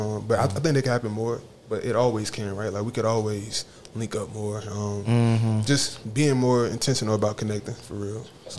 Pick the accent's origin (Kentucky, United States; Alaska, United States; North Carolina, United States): North Carolina, United States; Charlotte; born or raised there